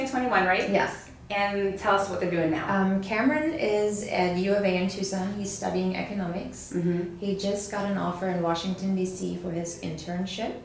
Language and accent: English; Germany; I was born in Germany